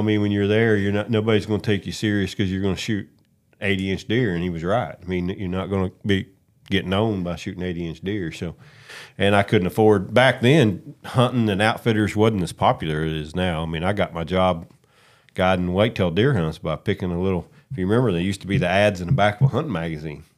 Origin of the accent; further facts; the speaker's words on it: West Virginia, United States; moved away; I'm from West Virginia. Grew up no money